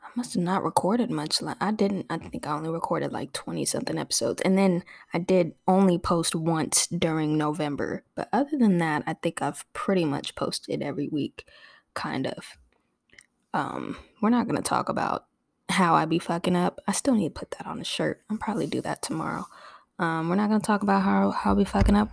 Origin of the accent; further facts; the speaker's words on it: Torrance, California, United States; also born or lived in Oklahoma / Inglewood, California; I grew up in Torrance, California, which is a suburb south of Los Angeles